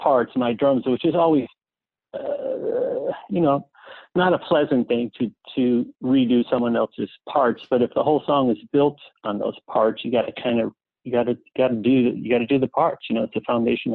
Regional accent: Cleveland, Ohio, United States; Eric and I are not only from the same city, but from the same high school

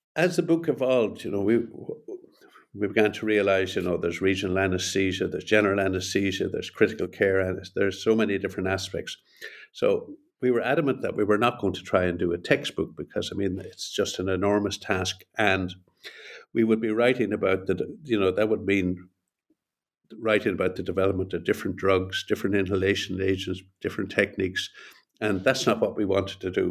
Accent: Ireland; also born or lived in Montreal, Canada / Boston, United States; I'm Irish and I live here in Dublin.

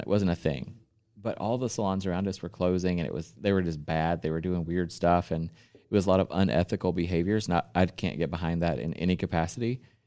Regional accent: the South, United States; I'm from the South

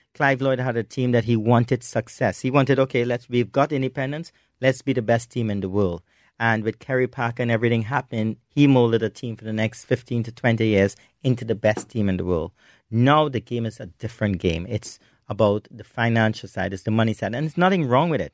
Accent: Trinidad & Tobago; in Trinidad and Tobago, which is my hometown

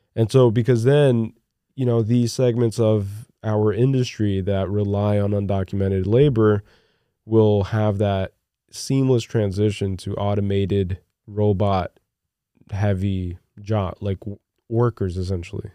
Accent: Newark, New Jersey, United States; also born or lived in Brazil; growing up in Newark, Newark, New Jersey, Iron Bound area of Newark

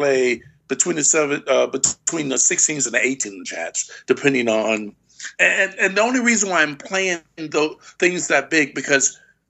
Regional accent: Houston, Texas, United States; Well, being from Texas and my mom being from Louisiana and hanging from, you know, we're from Houston. So therefore, New Orleans is just what, you know, 3.5 hours away.

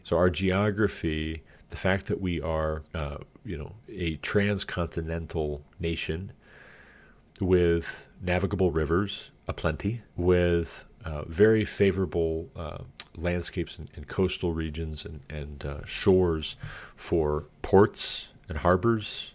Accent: United States; me speaking as an American

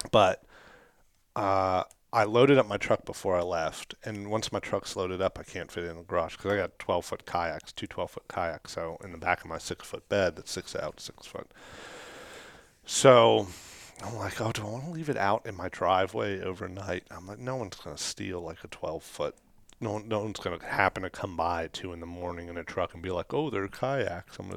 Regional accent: Kentucky, United States; like we're we're from Kentucky.

